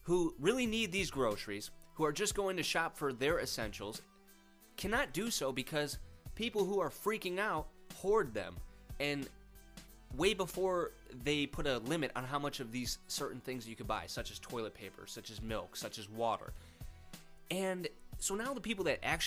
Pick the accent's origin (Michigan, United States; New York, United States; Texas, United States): New York, United States; Rochester; moved away as an adult; also born or lived in Georgia / Florida; I'm originally from Rochester, New York, and that's where I currently live.